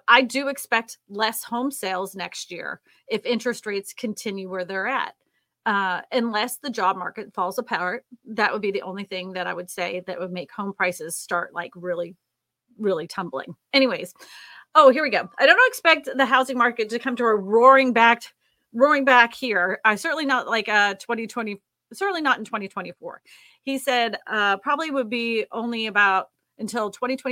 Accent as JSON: {"language": "English", "town": "Boston", "region": "Massachusetts", "country": "United States", "tie": "born or raised there", "moved": "yes", "said": "She's from my hometown."}